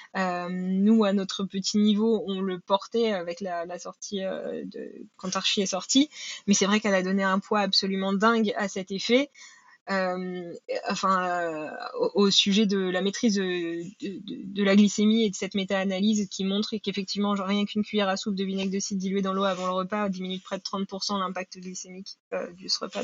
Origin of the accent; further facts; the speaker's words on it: Normandy, France; je suis originaire de Normandie